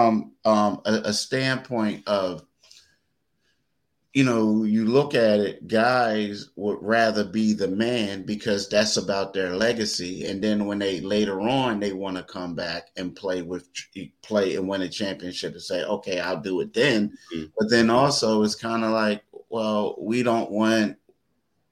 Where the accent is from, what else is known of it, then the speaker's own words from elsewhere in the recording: Philadelphia, Pennsylvania, United States; we're both from Philly